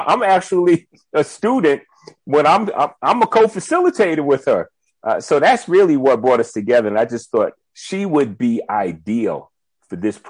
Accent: Tuckahoe, New York, United States; moved away as an adult; now in South Africa; I'm from Tuckahoe, New York, which is very close to the Bronx, actually

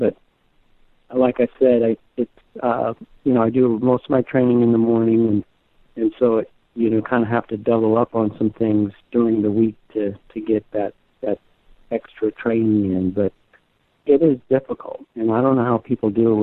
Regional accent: Florida, United States; I grew up in Florida with my mom

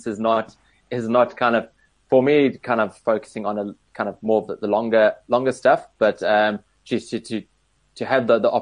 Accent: Cape Town, Western Cape, South Africa; growing up in Cape Town

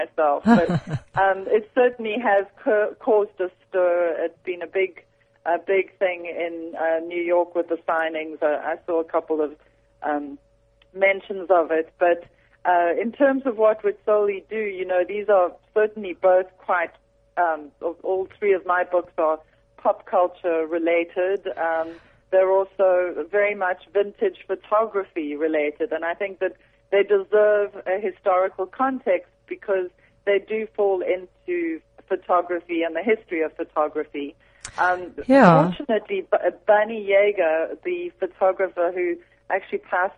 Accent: South Africa; accent: South African; moved away

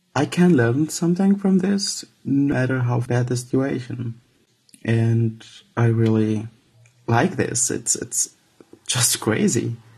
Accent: Syria; moved away as an adult; now in Hamburg, Germany; I'm from Syria

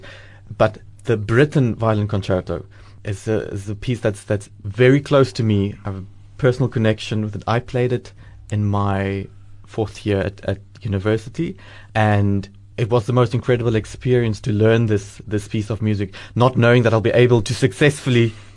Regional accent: Cape Town, Western Cape, South Africa; moved away as an adult; also born or lived in Belgium; now in Port Elizabeth, South Africa; I'm from Cape Town

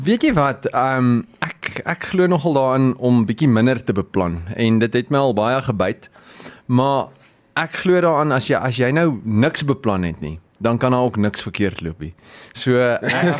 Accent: Free State, South Africa; moved away; My tuisdorp is daar

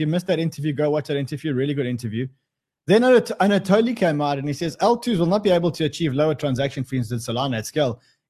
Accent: Australia; you know what the worst thing is when you get two Australians, being one Australian interviewing another Australian.

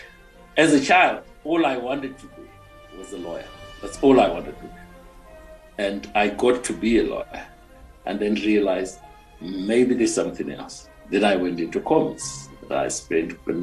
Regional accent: Mutare, Manicaland, Zimbabwe; moved away as an adult; also born or lived in Johannesburg; I was born in Mutare, grew up there, and my mom was a school teacher

